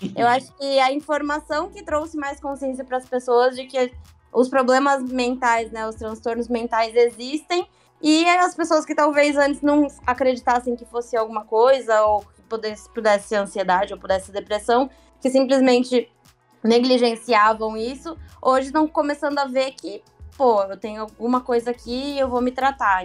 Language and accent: Portuguese; Santos, São Paulo, Brazil; also born or lived in Northeast Brazil; Eu sou daqui de Santos, morei três anos quase aí no Nordeste